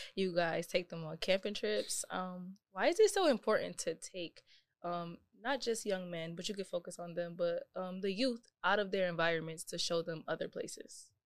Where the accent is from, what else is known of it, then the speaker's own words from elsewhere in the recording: Buffalo, New York, United States; also born or lived in Fredonia; I didn't see outside of Buffalo until I was probably about sixteen, seventeen